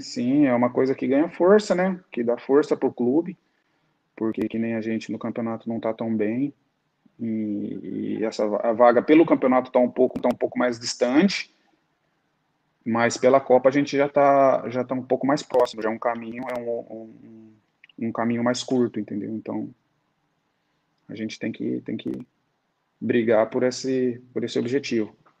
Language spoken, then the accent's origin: Portuguese; Ribeirão Preto, São Paulo, Brazil; moved away as an adult; now in Azerbaijan; a cidade onde eu nasci, fui criado